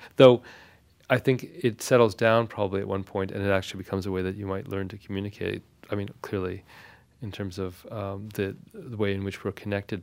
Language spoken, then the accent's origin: English; Victoria, British Columbia, Canada; first language Armenian; English is a second language; my parents' decision to move to Victoria, British Columbia, which is a small city on the west coast of Canada, and there was no Armenian community there